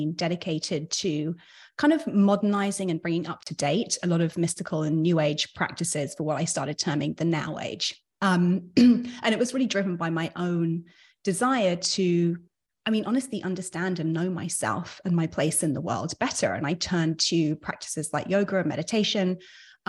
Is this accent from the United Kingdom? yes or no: yes; London, United Kingdom; also born or lived in New York; now in Miami, United States; we're both from London